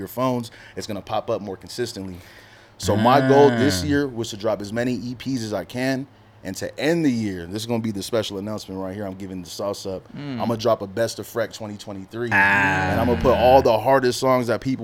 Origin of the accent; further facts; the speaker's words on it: Phoenix, Arizona, United States; moved away; back in my hometown who make music